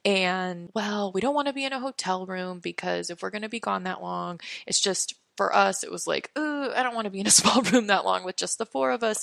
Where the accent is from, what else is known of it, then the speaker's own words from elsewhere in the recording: East Coast, United States; also born or lived in Los Angeles, California; I was originally from Los Angeles, so we grew up as little kids going to Disneyland. And then when I was about six years old, we moved to the East Coast